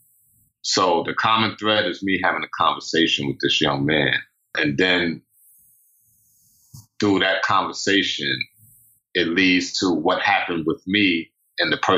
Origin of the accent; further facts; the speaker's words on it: New York City, New York, United States; I grew up in Pink Houses projects and in Brownsville